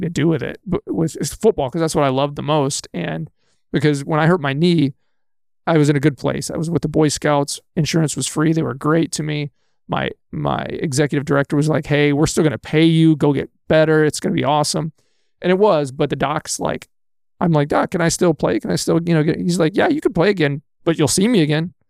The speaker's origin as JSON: {"language": "English", "region": "Texas", "country": "United States", "tie": "born or raised there", "moved": "as an adult", "lives_now": "Manitowoc, United States", "said": "I was born and raised in Texas."}